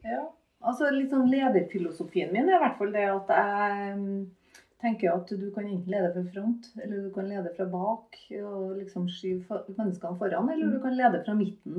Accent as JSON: {"language": "Norwegian", "town": "Malvik", "region": "Trøndelag", "country": "Norway", "tie": "born or raised there", "said": "Jeg vokste opp på Malvik, på Hundammeren."}